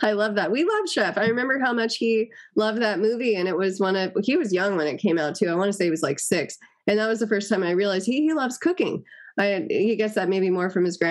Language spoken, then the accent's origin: English; Los Angeles, California, United States; I grew up in Los Angeles, you know, and seeing LA in the era that I grew up